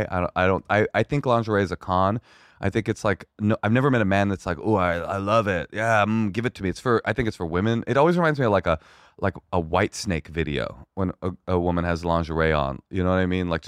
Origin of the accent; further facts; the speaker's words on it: California, United States; first of all, I'm from California and we eat hummus.